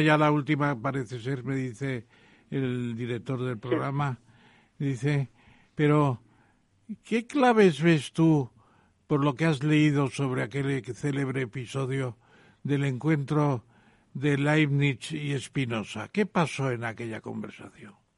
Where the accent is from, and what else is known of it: Spain